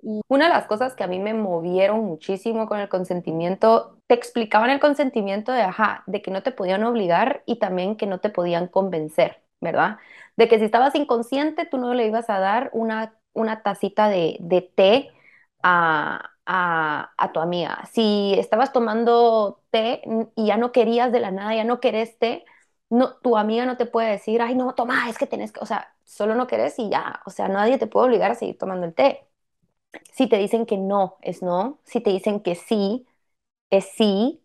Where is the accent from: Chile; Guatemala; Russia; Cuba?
Guatemala; como mujeres guatemaltecas